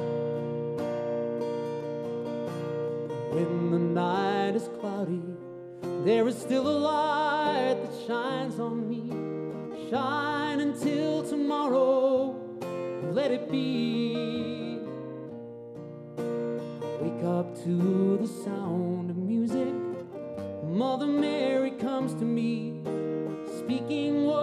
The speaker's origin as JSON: {"language": "English", "town": "Liverpool", "region": "North West England", "country": "United Kingdom", "said": "I came all the way from Liverpool"}